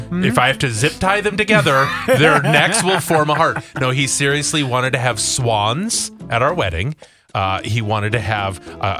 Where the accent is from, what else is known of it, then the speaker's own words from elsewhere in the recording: Canada; He'll do it because I'm Canadian and we're a gay couple.